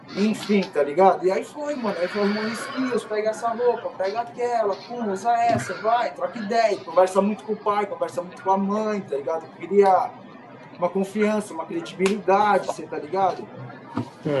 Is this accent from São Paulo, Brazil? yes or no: yes; São Paulo, Brazil; sou de São Paulo